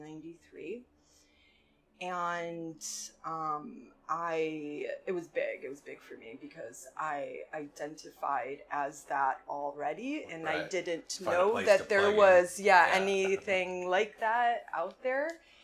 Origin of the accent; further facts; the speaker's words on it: Oswego, United States; So, I grew up in Oswego.